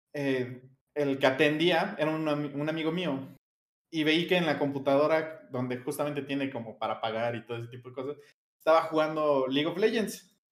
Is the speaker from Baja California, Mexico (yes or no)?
no; Mexico City, Mexico; soy de Iztapalapa, mm, aquí de la Ciudad de México